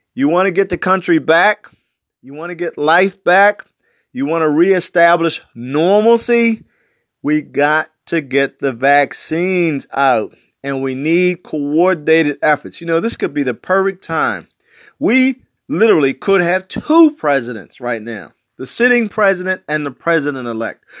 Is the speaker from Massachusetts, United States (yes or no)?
no; Baltimore, Maryland, United States; I'm from West Baltimore